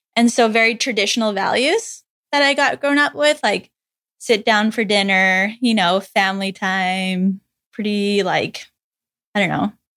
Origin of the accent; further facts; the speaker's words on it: Saskatchewan, Canada; moved away as an adult; now in Hawaii, United States; I grew up in Saskatchewan, which is in the middle of Canada.